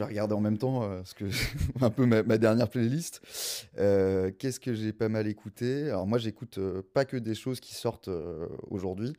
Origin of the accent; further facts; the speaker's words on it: Gers, Occitania, France; first language French; moved away; also born or lived in South Africa; Moi, je suis pas du tout parisien. Moi, je suis un petit sudiste. Euh, je viens voilà, je viens du Gers, une petite région à côté de Toulouse.